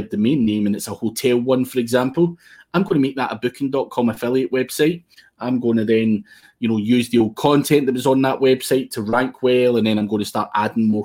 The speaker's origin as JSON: {"language": "English", "region": "Scotland", "country": "United Kingdom", "said": "I'm Scottish"}